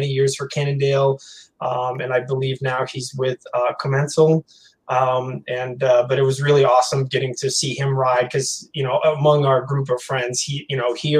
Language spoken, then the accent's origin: English; Northeast, United States; also born or lived in Missouri; now in Arizona, United States; I grew up in the Northeast, basically, in the mid-90s.